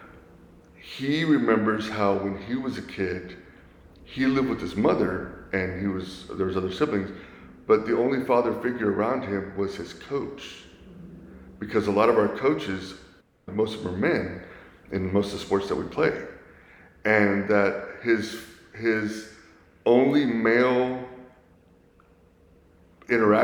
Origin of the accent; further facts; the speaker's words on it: Sugar Land, Texas, United States; moved away as an adult; now in San Antonio, United States; Went to Kempner High School. My husband used to coach at Kempner High School